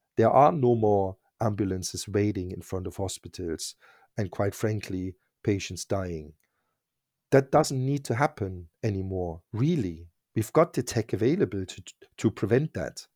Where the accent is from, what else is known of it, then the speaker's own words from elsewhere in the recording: East Germany, Germany; English is a second language; moved away as an adult; also born or lived in Berlin; now in United Kingdom; I grew up in East Germany